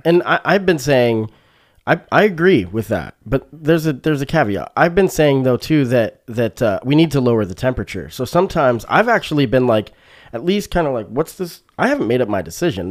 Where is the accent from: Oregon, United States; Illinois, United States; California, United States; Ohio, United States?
Oregon, United States; Springfield; this is my hometown, you know, it's, it's Springfield, Oregon. So I've lived in Springfield, Oregon. I moved here when I was eleven